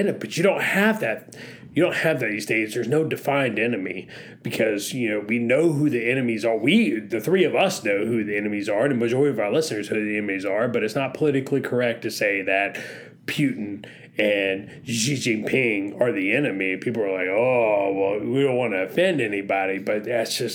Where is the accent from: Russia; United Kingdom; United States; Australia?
United States; North Florida; I grew up in North Florida.